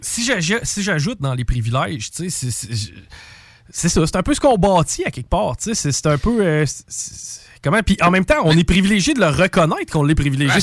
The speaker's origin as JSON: {"language": "French", "region": "Quebec", "country": "Canada", "tie": "born or raised there", "said": "je suis né au Québec"}